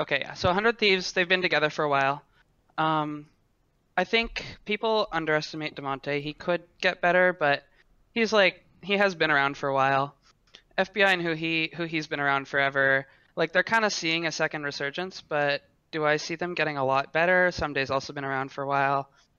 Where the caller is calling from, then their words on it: Ottawa, Ontario, Canada; Hi, I'm from Ottawa, Ontario.